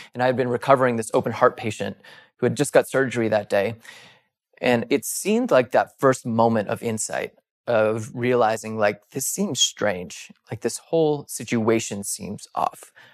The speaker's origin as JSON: {"language": "English", "region": "East Coast", "country": "United States", "tie": "born or raised there", "moved": "as an adult", "said": "I started popping around to different E Rs in where, where I grew up on the East Coast"}